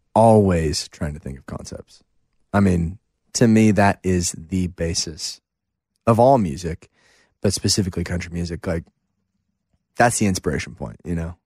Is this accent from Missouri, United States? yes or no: yes; St. Louis, Missouri, United States; growing up in Saint Louis